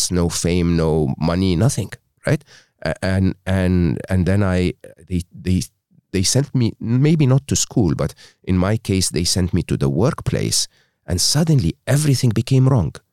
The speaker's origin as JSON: {"language": "English", "country": "Egypt", "tie": "born or raised there", "second_language": "English", "said": "I was born and raised in Egypt uh, educated in a public school and a public uh, university in Egypt."}